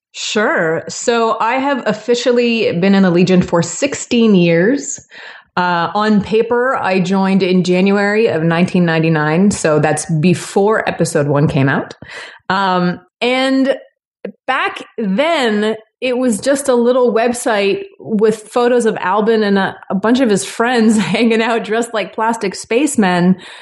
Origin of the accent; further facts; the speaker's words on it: Toronto, Ontario, Canada; moved away; I'm from Toronto originally